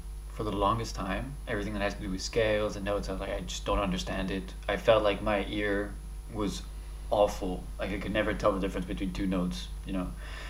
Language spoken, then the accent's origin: English; Dubai, United Arab Emirates; also born or lived in Paris, France; So, as you said, I'm French Lebanese. I was born in Paris. I'm Lebanese parents. And I moved to Dubai when I was 6 years old.